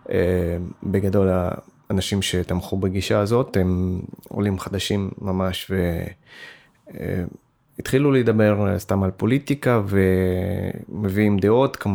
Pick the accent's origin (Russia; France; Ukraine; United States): Russia; now in Israel; אני במקור בא מרוסיה, ויש לי הרבה משפחה וחברים ברוסיה, אבל במקור אה, חלק מהמשפחה שלי מאוקראינה